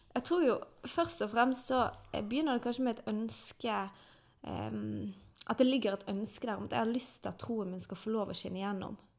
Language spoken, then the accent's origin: Norwegian; Bergen, Vestland, Norway; er født og oppvokst i Åsane